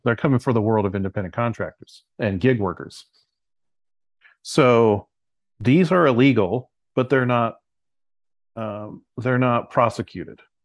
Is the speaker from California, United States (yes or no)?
yes; San Luis Obispo, California, United States; I'm from, originally from San Luis Obispo, California